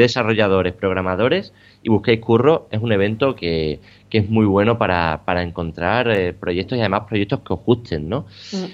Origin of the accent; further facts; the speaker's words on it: Badajoz, Extremadura, Spain; moved away; mi ciudad natal, ¿no? a Badajoz